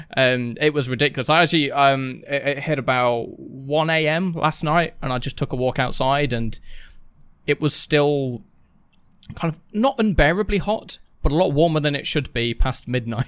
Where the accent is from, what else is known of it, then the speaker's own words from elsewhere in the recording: United Kingdom; we are British